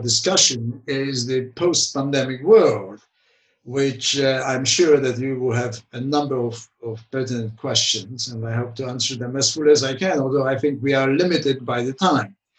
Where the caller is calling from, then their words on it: London, United Kingdom; I'm calling from London